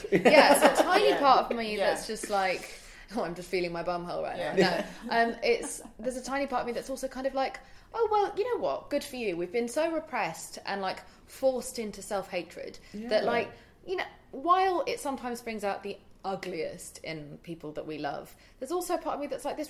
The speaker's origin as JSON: {"language": "English", "country": "India", "said": "Because I'm from India"}